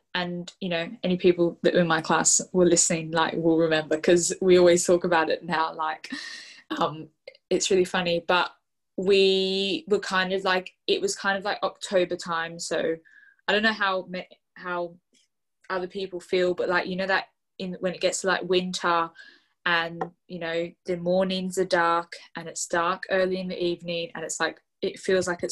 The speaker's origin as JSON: {"language": "English", "country": "Australia", "moved": "yes", "lives_now": "United Kingdom", "said": "I'm Australian, like, originally Australian"}